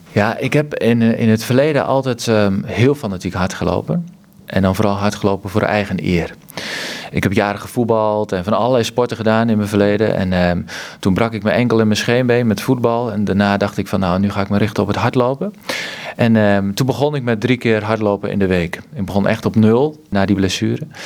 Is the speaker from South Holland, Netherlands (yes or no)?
no; Kampen, Overijssel, Netherlands; bij Kampen, waar ik vandaan kom